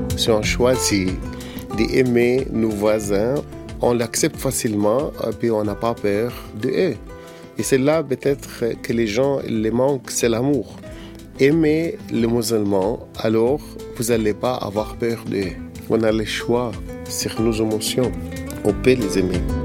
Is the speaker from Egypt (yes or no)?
yes; Egypt; j'ai grandi dans, sur une île, dans les en Égypte, dans une famille copte traditionnelle